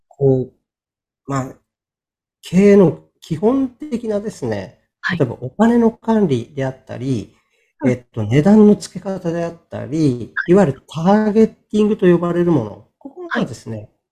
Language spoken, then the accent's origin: Japanese; Sapporo, Hokkaido, Japan; 地元の北海道札幌市のですね、出版社に